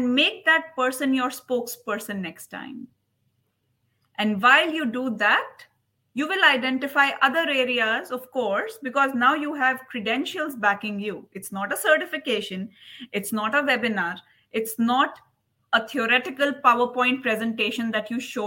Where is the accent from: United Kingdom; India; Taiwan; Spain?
India; also born or lived in United States; now in United Arab Emirates; I am from India